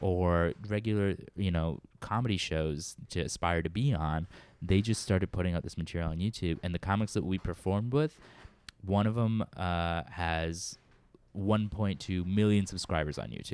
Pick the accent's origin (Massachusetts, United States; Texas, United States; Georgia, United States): Massachusetts, United States; Worcester; moved away as an adult; now in New York, United States; I grew up in Central Mass, Worcester, Massachusetts